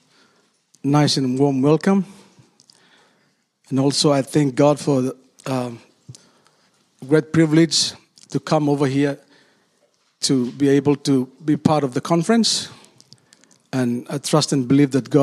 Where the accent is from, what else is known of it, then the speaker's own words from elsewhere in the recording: Solomon Islands; I come from Solomon Islands, a country of 800,000 people